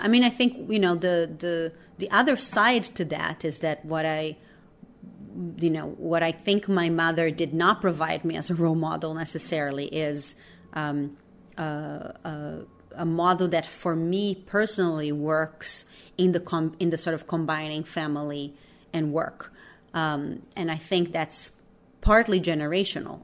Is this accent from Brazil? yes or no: yes; Brazil; English is a second language; moved away as an adult; also born or lived in New York; I grew up in Brazil